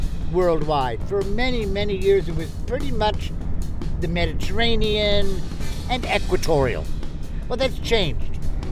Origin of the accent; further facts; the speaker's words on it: New York City, New York, United States; now in Nome, United States; And I'm a New Yorker, you know.